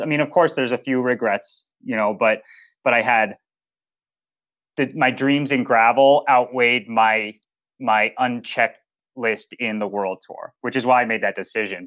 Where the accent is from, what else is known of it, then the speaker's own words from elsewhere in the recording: Boulder, Colorado, United States; I grew up in Boulder, Colorado, so outdoor sports, Mecca